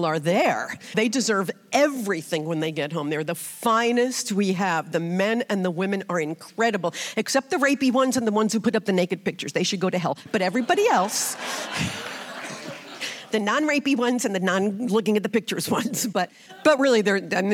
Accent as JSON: {"language": "English", "town": "Brooklyn", "region": "New York", "country": "United States", "tie": "born or raised there", "said": "I grew up in Brooklyn, so it was different there, religion"}